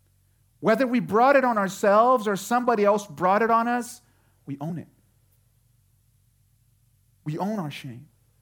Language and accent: English; Houston, Texas, United States; Some of you might not know, but we come from Houston, Texas. I wasn't born in Houston, but we spent enough time in Houston to watch enough Astros games to say, go Astros.